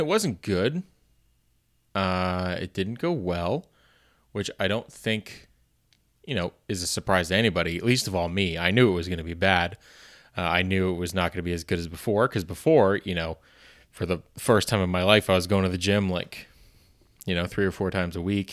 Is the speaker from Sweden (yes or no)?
no; Canada; being a Canadian